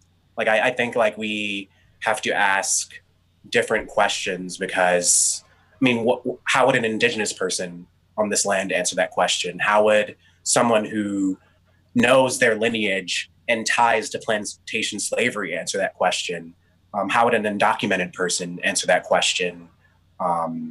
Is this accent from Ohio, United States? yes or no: yes; Cleveland, Ohio, United States; now in Columbus, United States; I grew up in Cleveland